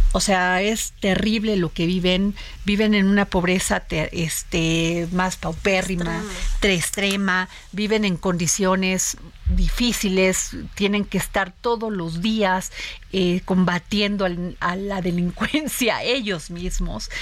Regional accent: Veracruz, Mexico; somos veracruzanos

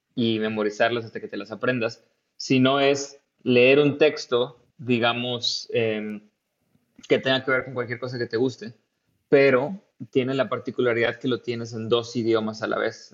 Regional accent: Tampico, Tamaulipas, Mexico; moved away as an adult; also born or lived in India / California, United States; now in Germany; yo soy de Tampico y, estuve ahí pues casi toda, toda, eh, todo mi tiempo de estudiante

